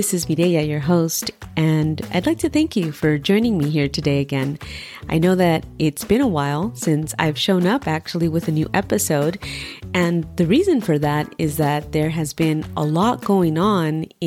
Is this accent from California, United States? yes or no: yes; Southern California, United States; moved away as an adult; now in Virginia, United States; I'm born and raised in Southern California